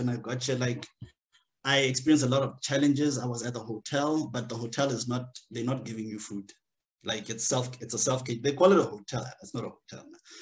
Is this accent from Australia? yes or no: no; Limpopo, South Africa; moved away as an adult; now in Luxembourg; I'm from Limpopo.